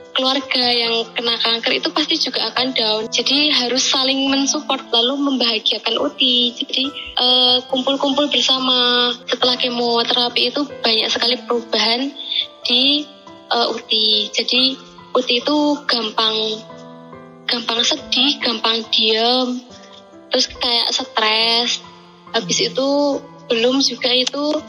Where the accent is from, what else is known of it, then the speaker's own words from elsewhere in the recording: Yogyakarta, Special Region of Yogyakarta, Indonesia; saya berasal dari Yogyakarta